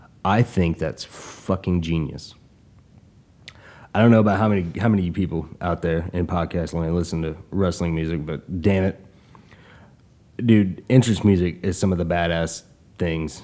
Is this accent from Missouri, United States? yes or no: no; Tulsa, Oklahoma, United States; my town, my hometown, my city, Tulsa, Oklahoma